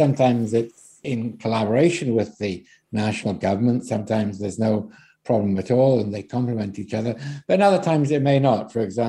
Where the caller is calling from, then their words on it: Scotland, United Kingdom; In the case of Scotland, for example, I'm speaking here from Scotland